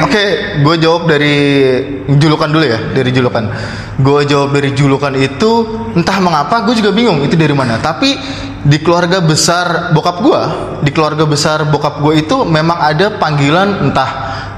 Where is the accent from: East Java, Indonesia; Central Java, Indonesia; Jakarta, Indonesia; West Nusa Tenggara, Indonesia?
Jakarta, Indonesia; gue udah gede di Jakarta